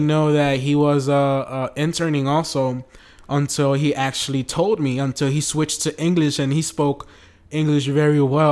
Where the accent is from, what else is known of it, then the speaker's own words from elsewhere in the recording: United States; now in Brazil; I'm from the United States